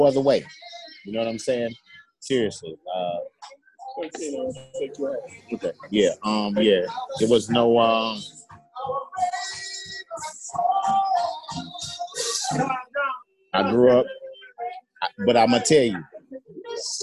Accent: Chicago, Illinois, United States; I'm from Chicago, Illinois, black man. Inglewood, the hood

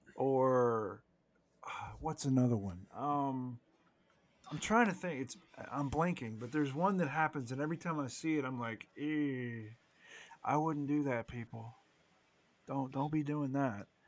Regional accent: United States; as an American, okay, 'cause we're both Americans here

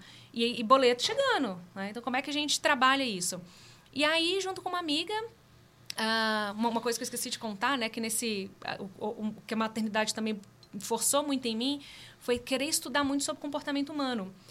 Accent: northern Minas Gerais, Brazil; eu sou mineira lá do norte de Minas, criada numa família de muitas mulheres incríveis

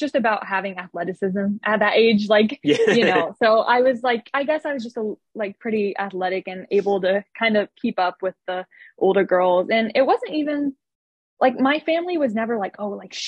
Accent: Paris, Illinois, United States; moved away as an adult; now in Muncie, United States; I grew up in Paris, Illinois. It's just a little town in South Central Illinois.

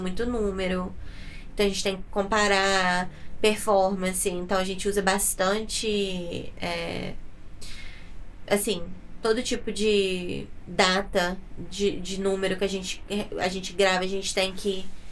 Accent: Muriaé, Minas Gerais, Brazil; also born or lived in Itaperuna, Rio de Janeiro; now in United States; eu sou mineira

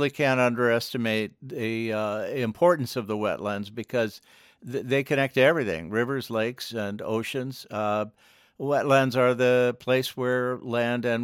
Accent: Washington, District of Columbia, United States; I grew up actually in Washington

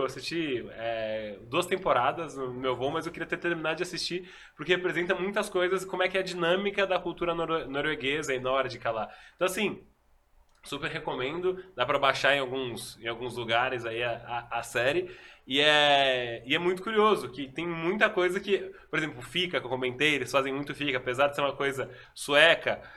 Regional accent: Brazil; eu sou do Brasil

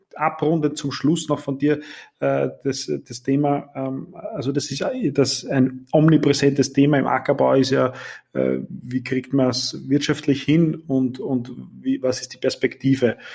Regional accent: Eastern Austria, Austria; Bei uns in Ostösterreich

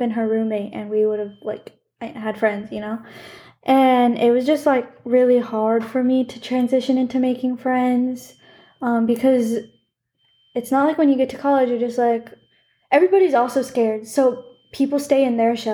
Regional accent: Arizona, United States; moved away as an adult; now in California, United States; technically, I'm from Arizona

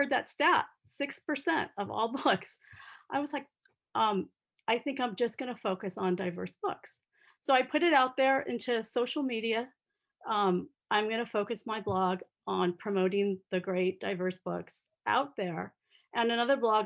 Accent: Southern California, United States; I grew up in Southern California

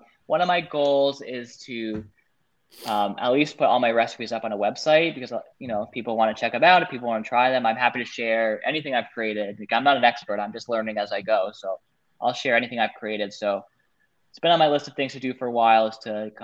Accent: New York City, New York, United States; I'm definitely a New Yorker. Now I'm outside of the city, but I love living in New York City

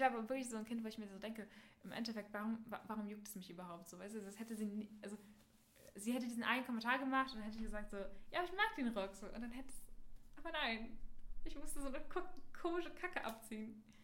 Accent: Berlin, Germany; in der siebten Klasse wechselt man ja mal die Schule. In Berlin.

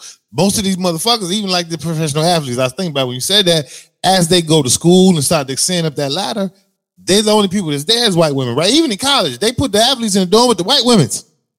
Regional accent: Chicago, Illinois, United States; We have the luxury of being born and bred in Chicago.

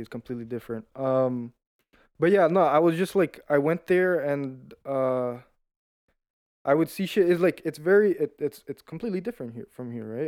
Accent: Brazil; also born or lived in Toronto, Canada; I lived there till I was six, and then I moved to Brazil

